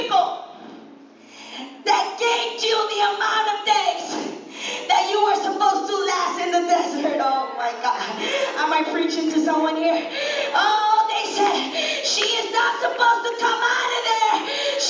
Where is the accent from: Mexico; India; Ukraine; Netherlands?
Netherlands; moved away; I'm a Dutch citizen. I was brought up in Holland